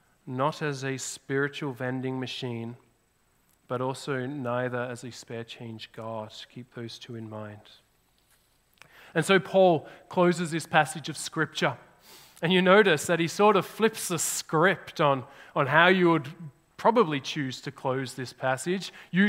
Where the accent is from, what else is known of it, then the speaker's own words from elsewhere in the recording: Australia; now in Canada; now I'm not just an Australian, I'm more Canadian